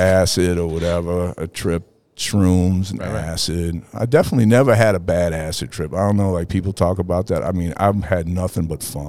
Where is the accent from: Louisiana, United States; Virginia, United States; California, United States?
Louisiana, United States; New Orleans; Well, we were we lived uptown by Tulane University, like right by Audubon Park.